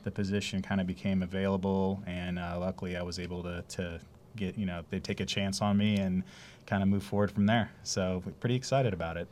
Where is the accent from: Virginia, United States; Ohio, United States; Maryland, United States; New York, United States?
Ohio, United States; Youngstown; moved away as an adult; also born or lived in Greenville, South Carolina; now in Savannah, United States; I'm coming from Ohio, actually, up in the Youngstown area. Um, lived and moved, left there, you know, as going out for college up north.